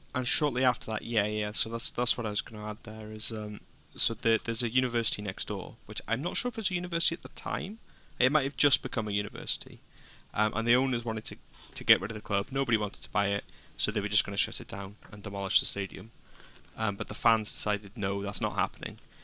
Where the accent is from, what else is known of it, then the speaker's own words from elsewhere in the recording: Wrexham, Wales, United Kingdom; I'm from Wrexham